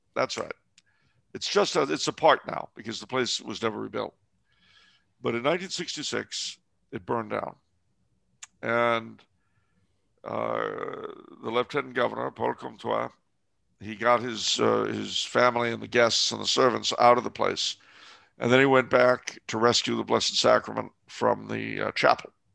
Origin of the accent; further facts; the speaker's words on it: Canada; I'm French Canadian